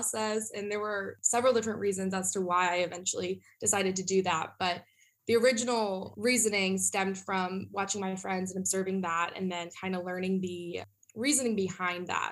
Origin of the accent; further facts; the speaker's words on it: Northern Virginia, United States; moved away as an adult; now in South Carolina, United States; I'm from Northern Virginia